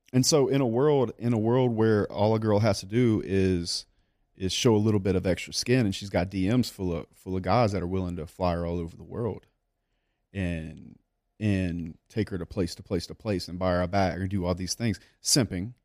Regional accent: South Louisiana, United States; I grew up in South Louisiana

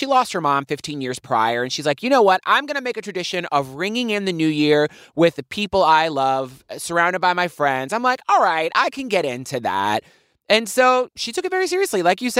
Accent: Poughkeepsie, New York, United States; born there; I was born in Poughkeepsie.

